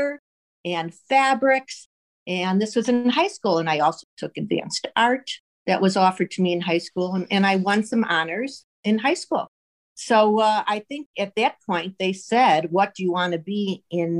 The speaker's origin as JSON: {"language": "English", "town": "Chicago", "region": "Illinois", "country": "United States", "tie": "born or raised there"}